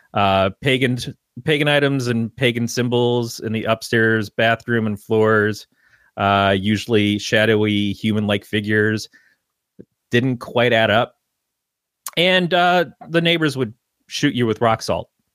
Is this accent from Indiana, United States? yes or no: no; Detroit, Michigan, United States; now in Northern California, United States; I came from, uh, the Detroit area.